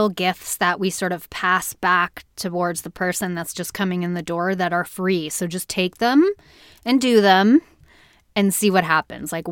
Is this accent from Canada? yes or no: yes; Canada; accent: Canadian; my Canadian accent